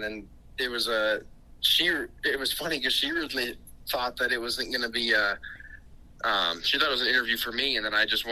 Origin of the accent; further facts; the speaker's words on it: Casper, Wyoming, United States; we got a house back in Casper, my hometown